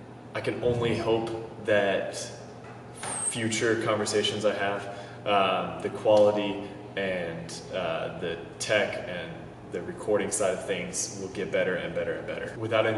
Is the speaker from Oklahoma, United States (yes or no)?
no; Seattle, Washington, United States; moved away as an adult; now in Charlotte, United States; I am originally from Seattle, Washington. I now own and operate a coffee shop which you see behind me called South End Grind in Charlotte, North Carolina.